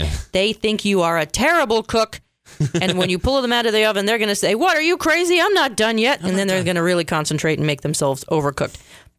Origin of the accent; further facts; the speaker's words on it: Canada; I'm going to say Canada because I'm Canadian and I like to drink mojitos.